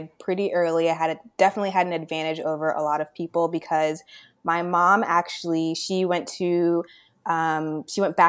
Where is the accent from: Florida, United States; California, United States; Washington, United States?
Florida, United States; Orlando; moved away as an adult; now in Cleveland, United States; I was actually born and raised in Orlando, Florida